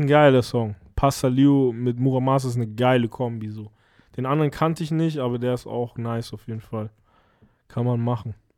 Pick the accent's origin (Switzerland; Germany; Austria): Germany; hier bei uns in Deutschland